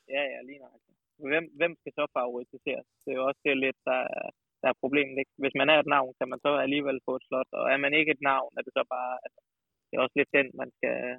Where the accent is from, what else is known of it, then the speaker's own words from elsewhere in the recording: Kolding, Southern Denmark, Denmark; also born or lived in Odense; now in Snoldelev, Denmark; som sønderjyde